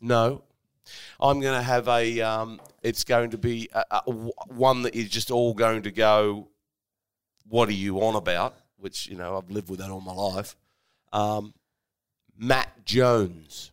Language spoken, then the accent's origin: English; Sydney, New South Wales, Australia; I come from Sydney